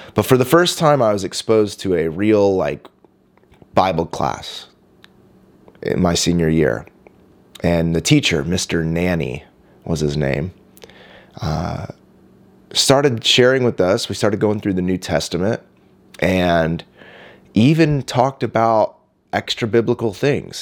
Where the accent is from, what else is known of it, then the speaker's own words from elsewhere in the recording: Indianapolis, Indiana, United States; also born or lived in Miami, Florida; now in San Diego, United States; in the early nineties, we moved back to Indianapolis, uh, where my dad planted another church and he's still pastoring there today. I grew up in that church movement